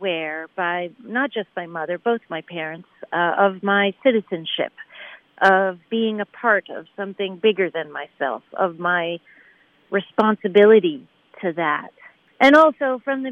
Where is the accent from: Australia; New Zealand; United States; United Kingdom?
United States; Buffalo, New York; growing up in Buffalo, New York